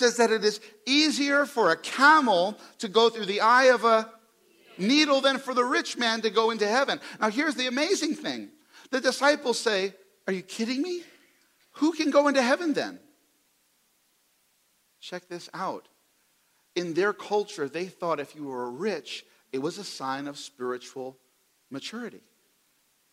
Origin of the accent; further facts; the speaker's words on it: New York City, New York, United States; now in Oklahoma, United States; I'm from the New York City area.